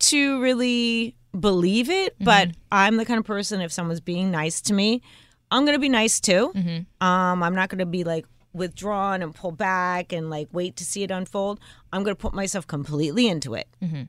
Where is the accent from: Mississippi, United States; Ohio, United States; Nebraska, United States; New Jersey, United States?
New Jersey, United States; we're from Jersey and we're Italian.